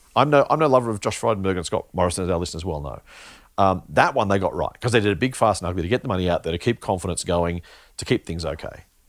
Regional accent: Australia; as an Australian, uh, investor, consumer, s, citizen, resident

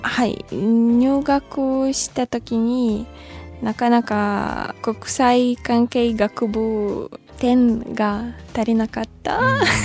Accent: Ukraine; Japanese is a second language; moved away as an adult; now in Japan; 私はウクライナ出身の23歳で、今は日本で生活しています。

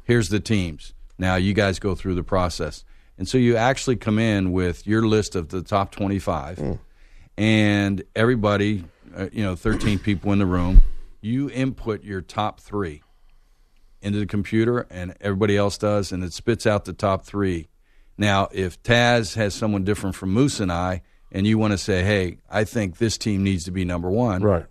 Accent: Pittsburgh, Pennsylvania, United States; moved away as an adult; also born or lived in Raleigh, North Carolina; now in Atlanta, United States; I grew up in Pittsburgh

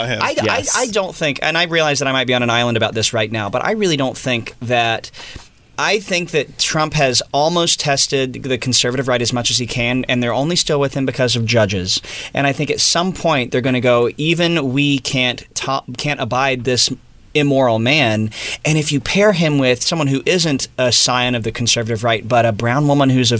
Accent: the Bible Belt, United States; I grew up in the Bible Belt

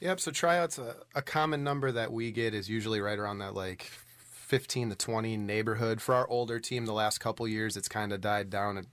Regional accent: Allenton, Wisconsin, United States; now in West Bend, United States; I grew up in Allenton, um, which is uh, on the Dodge County side of Allenton

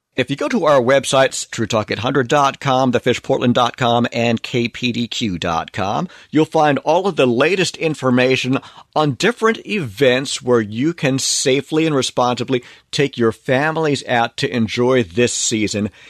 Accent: Long Island, New York, United States; moved away; growing up on Long Island in New York

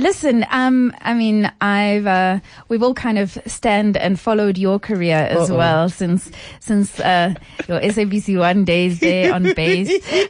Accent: South Africa; And my understanding of being a South African that is not taken care of by its society by virtue of being poor was a big wake up call.

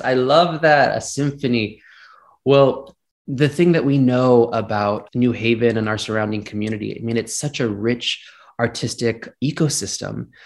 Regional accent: Gilroy, California, United States; growing up in Gilroy, California, which is just south of San Francisco

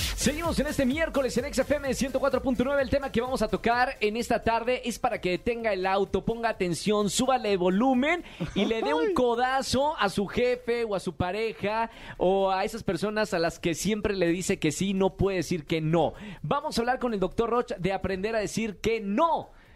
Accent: Monterrey, Nuevo León, Mexico; moved away as an adult; also born or lived in Argentina; Yo soy mexicano, eh, crecí en Monterrey

